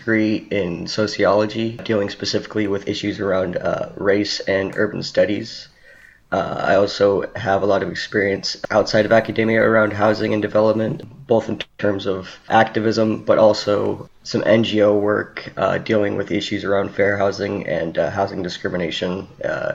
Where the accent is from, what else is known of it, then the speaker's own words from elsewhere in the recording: California, United States; now in Atlanta, United States; I am not originally from Atlanta. I'm actually from California